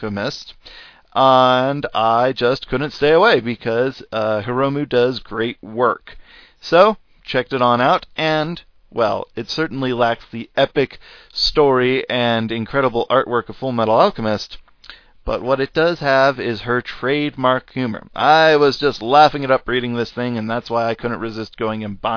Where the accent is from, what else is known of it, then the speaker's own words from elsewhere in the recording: United States; accent: American; first language English; if you didn't know by my accent, that's where I am